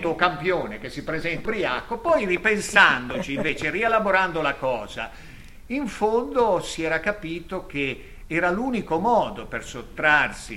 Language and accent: Italian; Lerma, Piedmont, Italy; io sono di Lerma